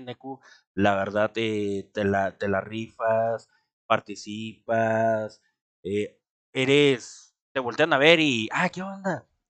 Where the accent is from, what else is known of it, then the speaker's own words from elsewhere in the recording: Mexico; somos los mexicanos